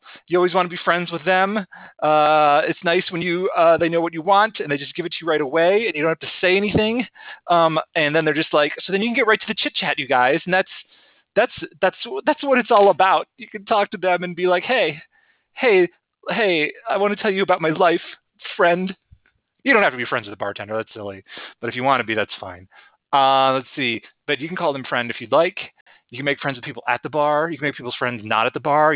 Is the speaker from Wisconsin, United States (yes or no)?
no; West Chicago, Illinois, United States; moved away as an adult; now in Denver, United States; I grew up near West Chicago.